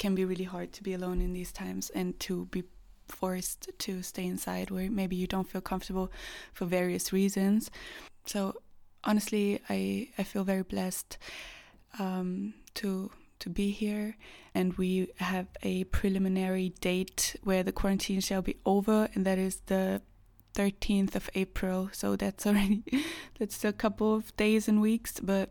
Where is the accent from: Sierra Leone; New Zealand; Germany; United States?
Germany; moved away as an adult; now in Vienna, Austria; I'm currently in Vienna, Austria. I'm actually from Germany, but I work here